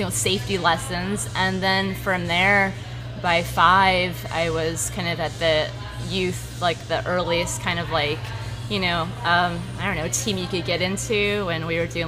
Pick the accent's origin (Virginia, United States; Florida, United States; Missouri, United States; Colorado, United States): Florida, United States; St. Petersburg; also born or lived in Phoenix, Arizona; I'm actually from right here in South St. Pete, born and raised.